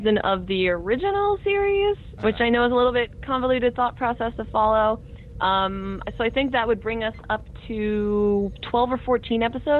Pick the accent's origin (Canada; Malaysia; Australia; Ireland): Canada; I'm Canadian